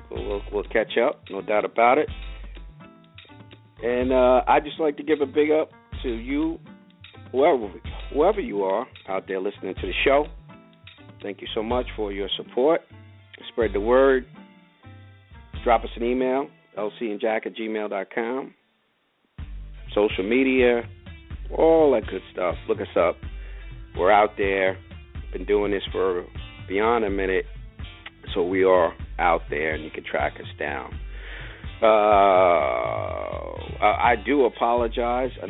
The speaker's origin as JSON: {"language": "English", "town": "White Plains", "region": "New York", "country": "United States", "tie": "born or raised there"}